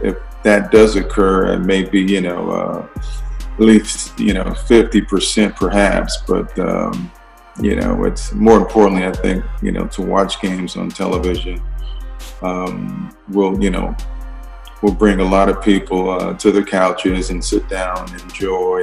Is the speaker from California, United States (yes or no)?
yes; California, United States; now in Boise, United States; growing up in California